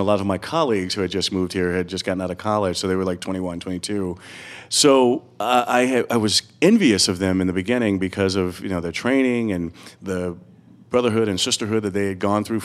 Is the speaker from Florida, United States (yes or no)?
yes; Eatonville, Florida, United States; moved away as an adult; now in New York, United States; I came to New York from Orlando, or from this small town called Eatonville in Florida